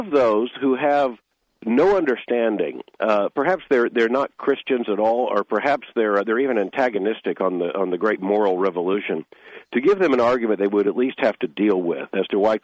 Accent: Lakeland, Florida, United States; moved away as an adult; also born or lived in Pompano Beach, Florida; now in Louisville, United States; I was born in 1959 in Lakeland, so that whole area is home to me

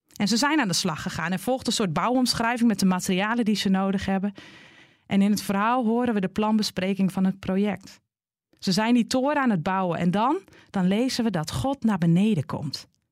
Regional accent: Groningen, Netherlands; Net als ik genoemd word naar de plek waar ik vandaan kom. Een Groninger

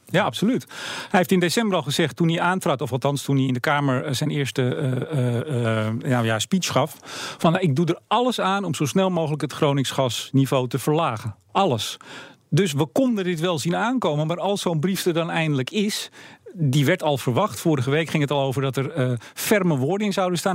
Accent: Netherlands; als Nederlanders

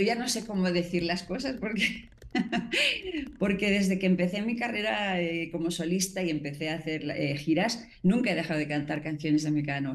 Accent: Spain; now in Mexico; mi parte española, que también obviamente adoro mi tierra

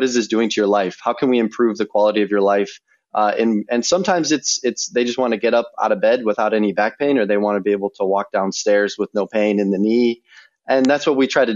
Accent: Wheaton, Illinois, United States; I grew up in South Wheaton

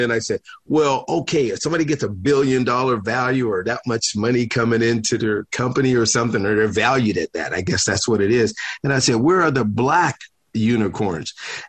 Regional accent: Pittsburgh, Pennsylvania, United States; I'm from Pittsburgh, Pennsylvania

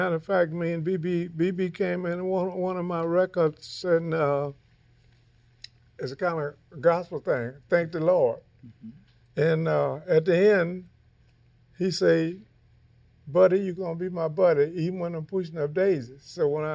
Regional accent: Louisiana, United States; I'm from Louisiana. You know, we was raised, you had to cook.

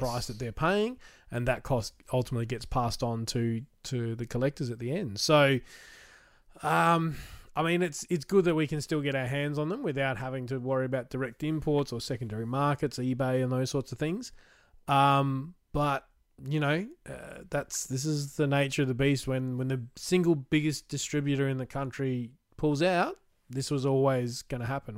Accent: Australia; as an Australian

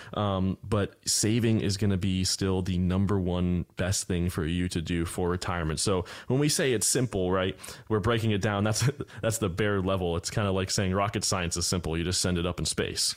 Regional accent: Florida, United States; born and raised here, I'm definitely rare, rare kind

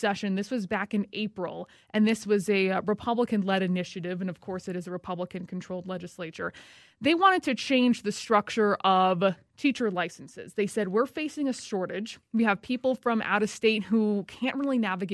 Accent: Southern California, United States; now in Minnesota, United States; I am originally from Southern California, so I didn't grow up with snow and ice

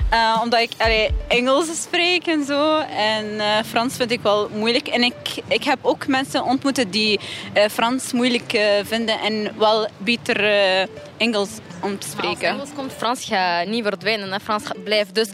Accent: Italy; Ik ben eigenlijk Italiaanse.

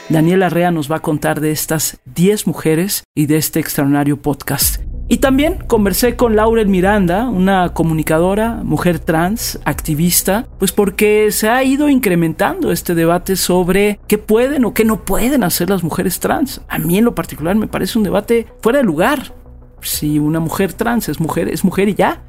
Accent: Mexico; aquí en mi país, en México

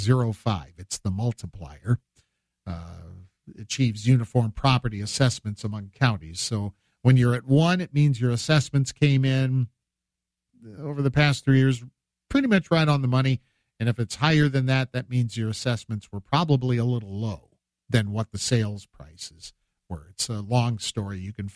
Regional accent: Illinois Valley, United States; up where I grew up in the Illinois Valley area

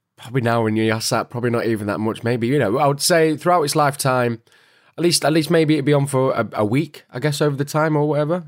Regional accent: Manchester, North West England, United Kingdom; my hometown, Manchester

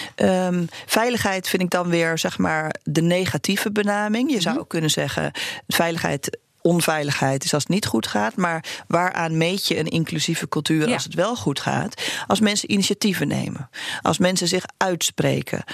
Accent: Uganda; now in Netherlands; ik ben in Oeganda geboren

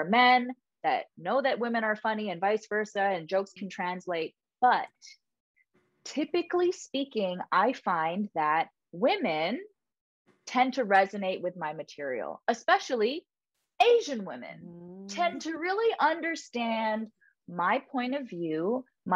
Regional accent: Canada; moved away as an adult; now in United States; I'm Canadian

